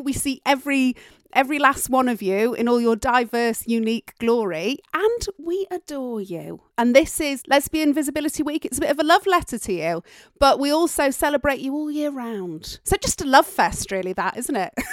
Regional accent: Yorkshire and the Humber, United Kingdom; accent: Yorkshire tones; I am from Yorkshire

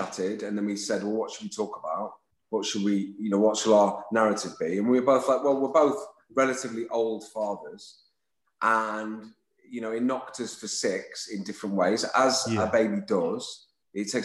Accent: Lytham St Annes, North West England, United Kingdom; I'm from Lytham St. Anne's, just next door, as my brother is

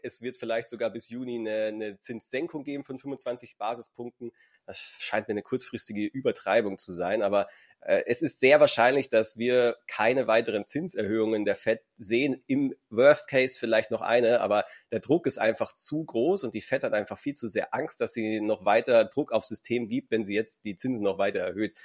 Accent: Altötting, Bavaria, Germany; Ich komme ja aus Altötting

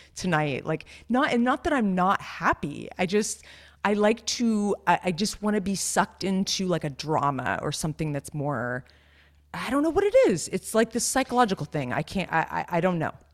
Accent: near Santa Cruz, California, United States; I grew up near Santa Cruz

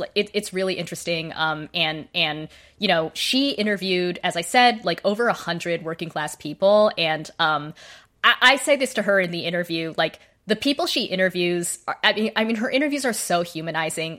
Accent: Boise, Idaho, United States; I grew up in Boise, Idaho.

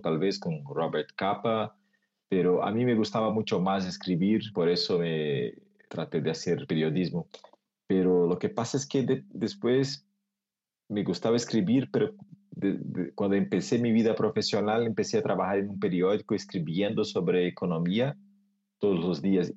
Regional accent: Cássia, Minas Gerais, Brazil; Spanish is a second language; Yo crecí, yo nací crecí en un pueblo, una ciudad muy pequeña con 18 mil habitantes que se llama Casia. Es como el interior de, de Brasil

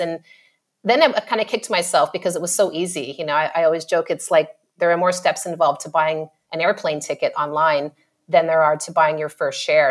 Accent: Ottawa, Ontario, Canada; moved away as an adult; now in Australia; So Ottawa, which is the capital

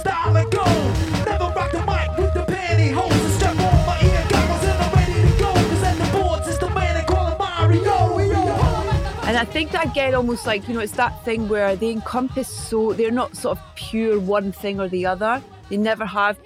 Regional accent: Scotland, United Kingdom; Being Scottish.

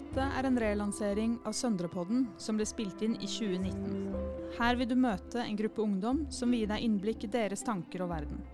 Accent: Oslo, Norway; er 14 år og kommer fra Mortensrud i Oslo.

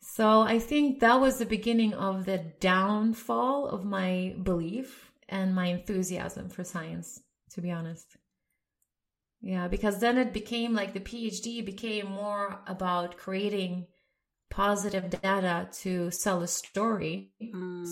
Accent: Sweden; moved away as an adult; also born or lived in Lebanon / Dresden, Germany; So I grew up in Sweden.

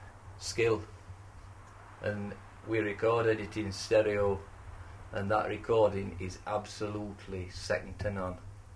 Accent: Yorkshire and the Humber, United Kingdom; Plus, I'm from the Rother Valley.

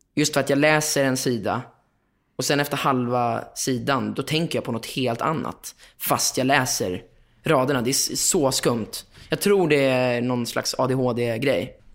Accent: Lidingö, Stockholm County, Sweden; also born or lived in Östermalm, Stockholm; jag kommer från Lidingö, eller jag är uppvuxen på Lidingö Östermalm

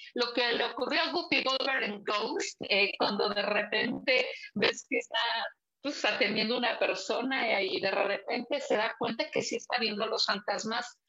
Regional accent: Puebla, Mexico; also born or lived in Teziutlán, Puebla / Zacapoaxtla, Puebla / San Pedro Cholula, Puebla; pero desde los cuatro años yo vivo en Puebla, ah, aquí en Puebla

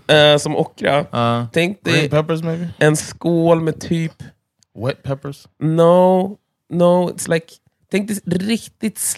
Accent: Vallentuna, Stockholm County, Sweden; born or raised there; also born or lived in Danderyd / Täby

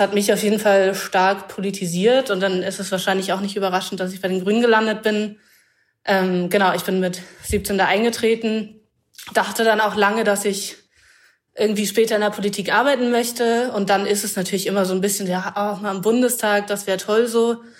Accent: Wendland, Lower Saxony, Germany; moved away; ich bin zum Teil im Wendland aufgewachsen

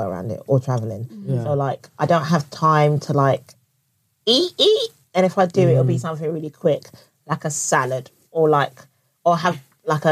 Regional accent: Barbados; I'm from Barbados

